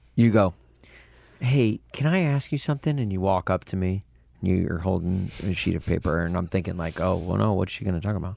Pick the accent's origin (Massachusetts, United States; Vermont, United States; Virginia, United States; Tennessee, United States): Tennessee, United States; near Brentwood, Nashville; we had a theater in Nashville, in Brentwood, in my, just outside of my hometown